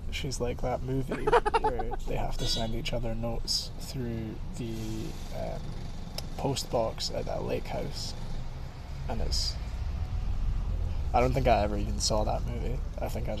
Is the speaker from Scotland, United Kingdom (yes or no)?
yes; Edinburgh, Scotland, United Kingdom; I am up in Scotland, the capital. I'm from Edinburgh.